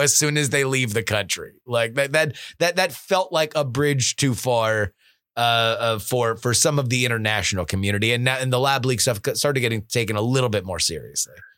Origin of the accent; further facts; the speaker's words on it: South Florida, United States; I grew up in South Florida